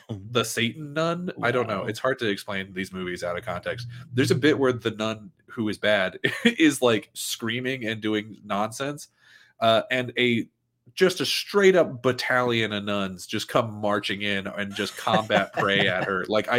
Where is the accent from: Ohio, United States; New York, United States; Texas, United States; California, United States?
Texas, United States; I'm a fan of Texas Chainsaw Massacre. I'm from Texas. I like Texas and chainsaws.